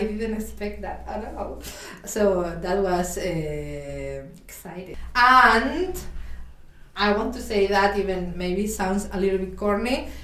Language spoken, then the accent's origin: English; Blanes, Catalonia, Spain; English is a second language; moved away as an adult; Yo soy de Blanes, a little city close to Barcelona in the north, en el norte de España, Europa.